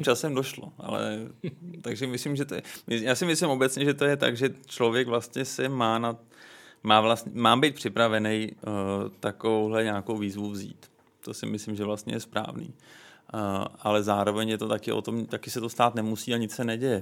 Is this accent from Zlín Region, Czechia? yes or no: no; Prague, Czechia; Já jsem vyrůstal v ulicích Vinohrad